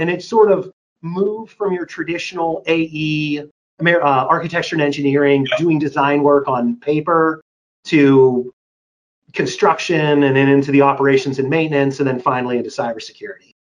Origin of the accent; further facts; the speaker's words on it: Pittsburgh, Pennsylvania, United States; I was born and raised in Pittsburgh, Pennsylvania.